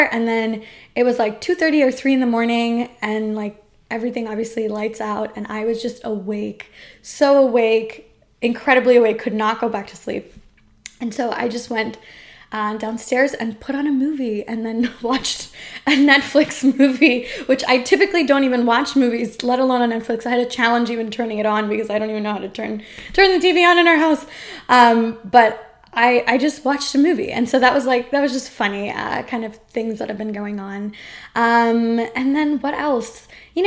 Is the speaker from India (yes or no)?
yes; India; as an Indian person who eats a lot of spicy food